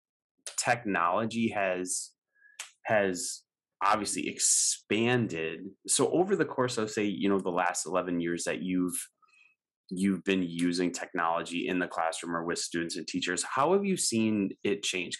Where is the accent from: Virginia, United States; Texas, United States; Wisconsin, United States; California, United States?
Wisconsin, United States; moved away as an adult; now in Houston, United States; I grew up in Wisconsin, but ended up in Houston